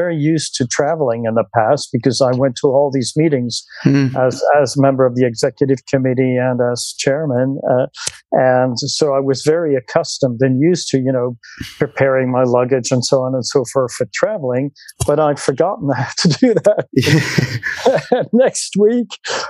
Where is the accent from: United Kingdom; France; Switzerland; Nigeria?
Switzerland; Lucerne; now in Zurich, Switzerland; I am from Switzerland, and I was born in Lucerne, which is in the central part of Switzerland, on Lake Lucerne in 1959